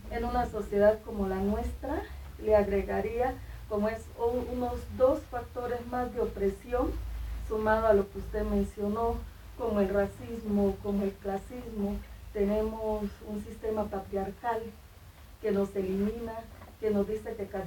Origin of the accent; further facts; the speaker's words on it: Guachené, Cauca, Colombia; mujer de Guachiné, norte del Cauca